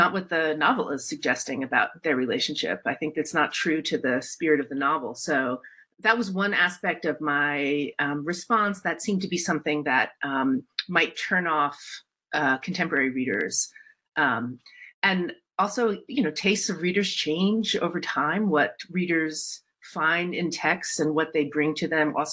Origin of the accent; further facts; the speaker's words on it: North New Jersey, United States; moved away as an adult; I was born and raised in North New Jersey